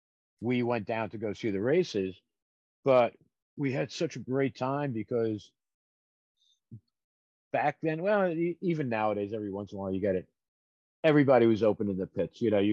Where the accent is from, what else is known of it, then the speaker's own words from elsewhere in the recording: Brooklyn, New York, United States; I'm a kid from Brooklyn, New York.